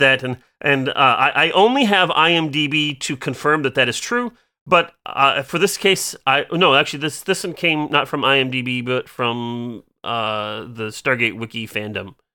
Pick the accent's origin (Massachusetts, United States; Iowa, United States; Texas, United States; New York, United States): Iowa, United States; I'm from Iowa